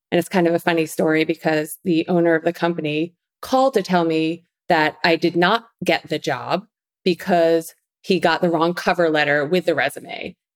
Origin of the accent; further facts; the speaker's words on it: Long Island, New York, United States; accent: New York; So … was a little girl growing up in Long Island, New York. Kind of lost the accent a little bit.